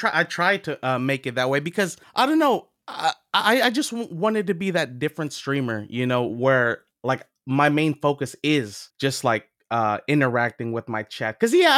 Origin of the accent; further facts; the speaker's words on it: California, United States; you know, where are you from? And you know, I'm from California.